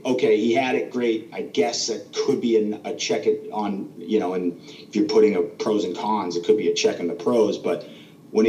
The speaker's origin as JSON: {"language": "English", "town": "Waltham", "region": "Massachusetts", "country": "United States", "tie": "born or raised there", "moved": "as an adult", "lives_now": "Florida, United States", "said": "we're both from Boston. Waltham, actually. It's a little town right outside of Boston. We grew up together, and it's where we're from. It's born and raised"}